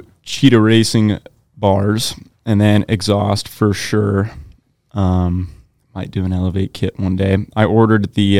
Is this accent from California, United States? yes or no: no; Hermiston, Oregon, United States; Hermiston, Oregon, born and raised.